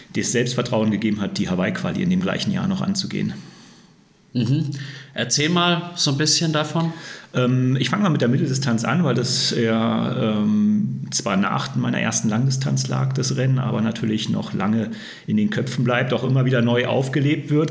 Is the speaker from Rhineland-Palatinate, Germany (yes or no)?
no; Berlin, Germany; moved away as an adult; now in Würzburg, Germany; ich komme ja gebürtig aus Berlin, bin ja erst seit 2006 hier im Frankenland und in Würzburg.